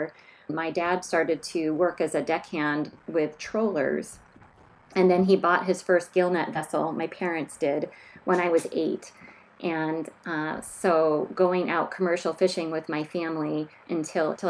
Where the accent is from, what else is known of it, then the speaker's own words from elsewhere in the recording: Juneau, Alaska, United States; also born or lived in Sonoma County, California; I was born and raised in Linkit-Anee near Juneau and at the mouth of the Taku River